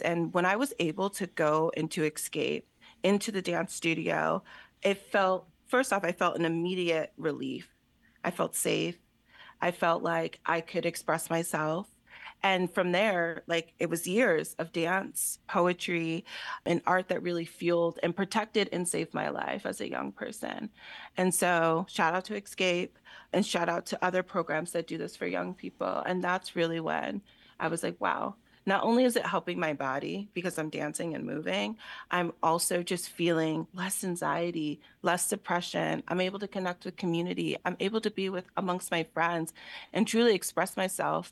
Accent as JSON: {"language": "English", "town": "Allentown", "region": "Pennsylvania", "country": "United States", "tie": "born or raised there", "said": "I'm born and raised in Allentown, so the city is very important to me"}